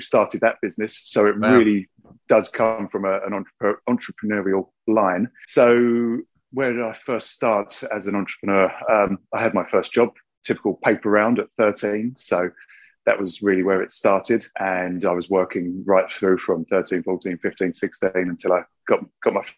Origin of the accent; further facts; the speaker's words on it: Billericay, East of England, United Kingdom; I grew up in Essex, mm-hmm. and in Billericay in Essex